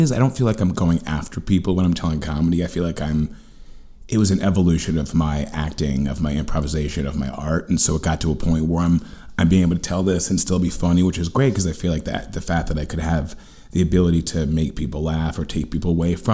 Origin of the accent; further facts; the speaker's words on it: New York City, New York, United States; also born or lived in Los Angeles; Manhattan, born and raised.